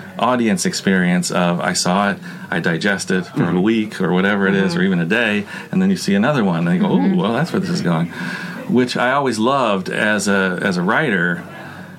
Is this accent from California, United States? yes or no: yes; Los Angeles, California, United States; I'm from Los Angeles